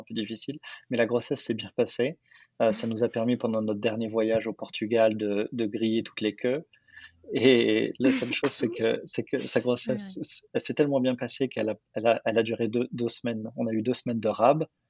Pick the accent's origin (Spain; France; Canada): France; Paris, Île-de-France; moved away as an adult; now in New York, United States; j'habite à New York, je suis français de Paris à la base